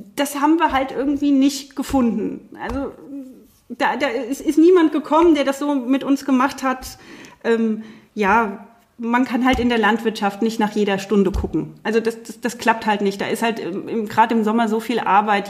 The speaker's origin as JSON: {"language": "German", "country": "Germany", "said": "bei uns in Deutschland"}